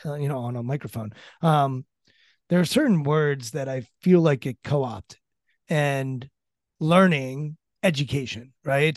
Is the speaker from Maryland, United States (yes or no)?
yes; Maryland, United States; I'm from Maryland